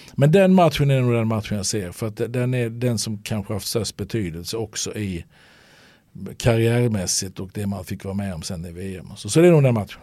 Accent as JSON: {"language": "Swedish", "town": "Halmstad", "region": "Halland County", "country": "Sweden", "tie": "born or raised there"}